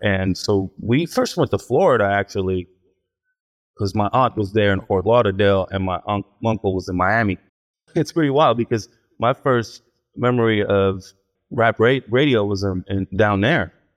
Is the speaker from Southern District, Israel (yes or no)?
yes; Ashdod, Southern District, Israel; moved away; I was born in Israel, in a town called Ashdod